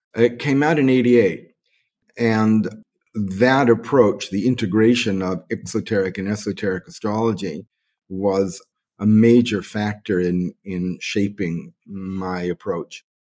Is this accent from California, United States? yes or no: no; New York City, New York, United States; now in Bali, Indonesia; I was born on March the twenty-eighth, nineteen forty-four, in the Bronx, New York.